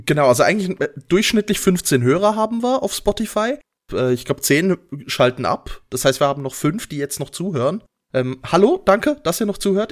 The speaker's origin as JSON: {"language": "German", "town": "Basel", "region": "Basel-Stadt", "country": "Switzerland", "said": "wir haben bei uns in Basel in der Nähe das Augusta Raurica"}